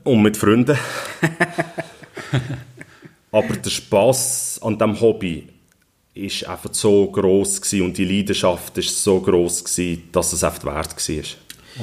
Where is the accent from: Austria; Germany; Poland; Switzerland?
Switzerland; ich bin hier in der Region geboren, aufgewachsen mit dem FCB